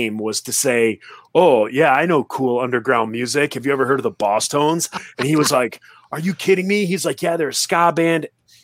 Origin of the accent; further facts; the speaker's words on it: Royal Oak, Michigan, United States; my hometown of Royal Oak, Michigan